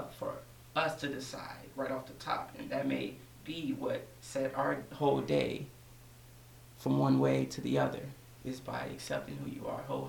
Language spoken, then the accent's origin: English; DeSoto, Texas, United States; I'm 22 years old, and I'm from Dallas, Texas, specifically DeSoto.